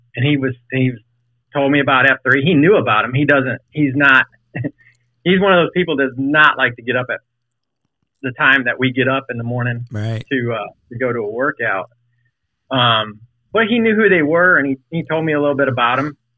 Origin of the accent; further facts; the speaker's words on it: Fort Mill, South Carolina, United States; now in Richmond, United States; I'm from Charlotte, um, well, just south of Charlotte and Fort Mill, in the mill.